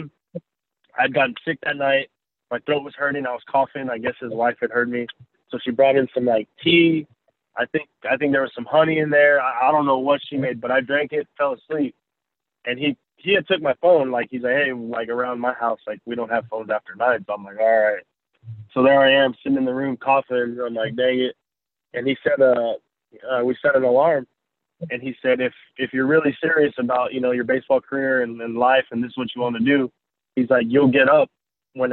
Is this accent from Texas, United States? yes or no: yes; near Corpus Christi, South Texas, United States; I grew up in South Texas, small town of Bimbolt, Texas, 45 minutes outside of Corpus Christi, Texas